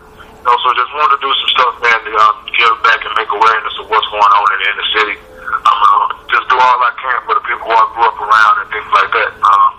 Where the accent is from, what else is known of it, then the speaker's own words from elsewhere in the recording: Dallas, Texas, United States; my neighborhood growing up in Oak Cliff, Dallas.